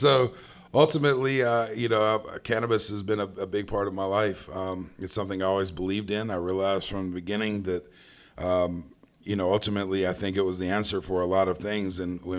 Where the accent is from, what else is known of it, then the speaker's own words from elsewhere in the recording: Charlotte, North Carolina, United States; born there; but I was born right here in Charlotte, North Carolina.